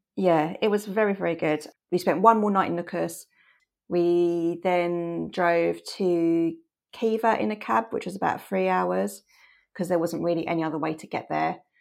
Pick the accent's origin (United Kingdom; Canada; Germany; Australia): United Kingdom; England; we're from England